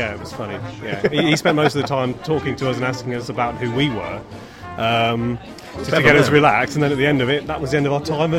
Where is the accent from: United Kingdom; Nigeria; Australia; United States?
United Kingdom; Leicester, East Midlands; I live in Leicester. I come from Leicester, but I'm staying in London for the week.